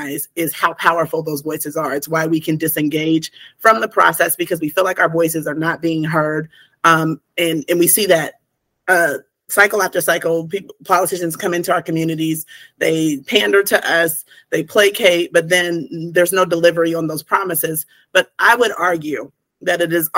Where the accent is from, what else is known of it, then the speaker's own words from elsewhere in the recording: Portsmouth, Ohio, United States; I'm an Appalachian girl. I grew up in Southern Ohio, Portsmouth, Ohio